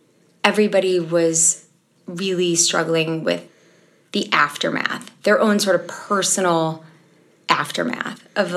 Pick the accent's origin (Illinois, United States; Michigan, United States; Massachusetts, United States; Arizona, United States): Illinois, United States; Chicago; I'm from Chicago, Illinois